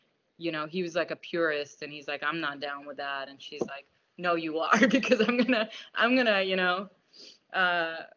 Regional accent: New York City, New York, United States; also born or lived in Russia / Afghanistan / Germany; I'm from Queens, actually.

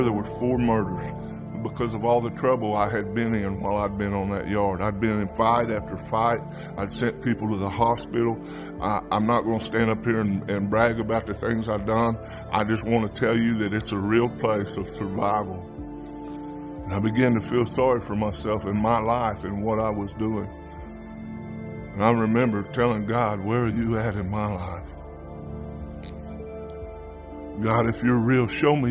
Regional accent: Oklahoma, United States; I am from Oklahoma

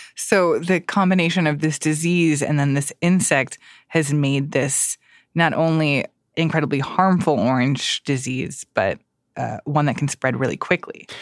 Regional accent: Florida, United States; I'm also from Florida

